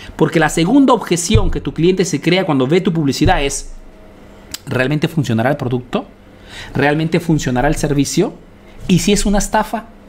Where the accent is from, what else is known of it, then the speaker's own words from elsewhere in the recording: Peru; now in Italy; soy un emprendedor peruano que vive y hace negocios en Italia, en Europa